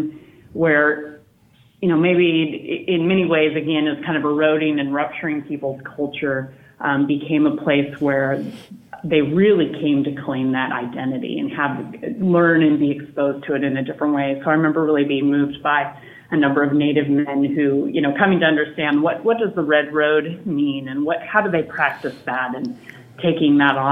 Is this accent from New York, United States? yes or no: no; Montana, United States; moved away as an adult; also born or lived in Boston; now in Oregon, United States; I'm from Montana, and so that's where I grew up and went to college and worked there prior to going out to Boston